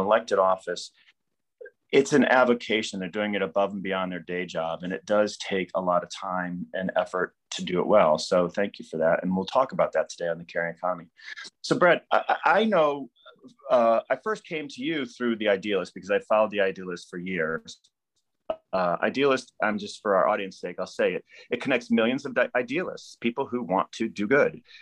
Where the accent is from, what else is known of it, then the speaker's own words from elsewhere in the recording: Midwest, United States; I'm also a Midwesterner